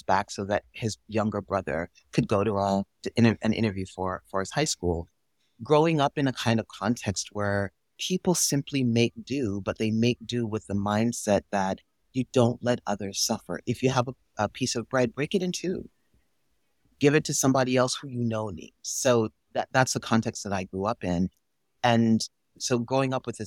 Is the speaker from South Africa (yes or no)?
no; Jamaica; now in United States; I was born and raised in Jamaica